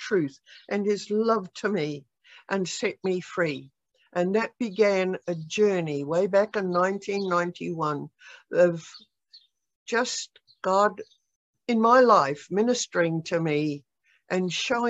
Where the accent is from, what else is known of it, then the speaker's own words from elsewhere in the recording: New Zealand; also born or lived in Australia / Kansas City, United States; now in United States; I was born in New Zealand way back during the war